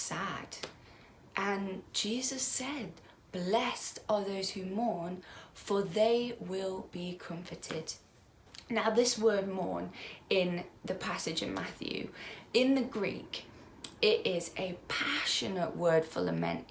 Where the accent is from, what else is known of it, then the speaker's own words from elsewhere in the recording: United Kingdom; As British people